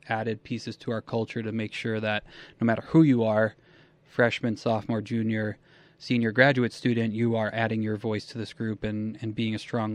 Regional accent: New England, United States; moved away as an adult; also born or lived in Philadelphia / Springfield, Massachusetts / Elmira, New York; now in Buffalo, United States; I grew up in New England

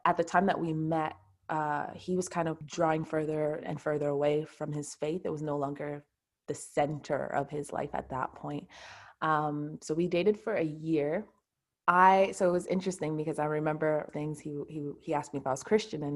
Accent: Montreal, Quebec, Canada; I'm from Montreal, Canada. So that's where I live.

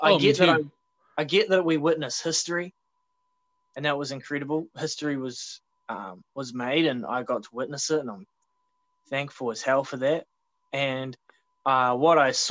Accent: Australia; moved away; back home. And in Australia

